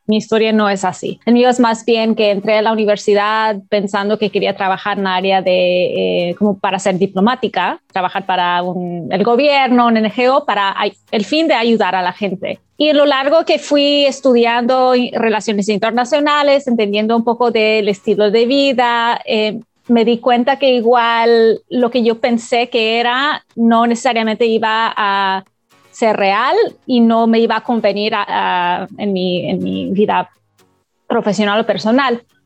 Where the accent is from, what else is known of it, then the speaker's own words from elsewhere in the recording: Canada; yo no soy de Latinoamérica, eh, soy de Canadá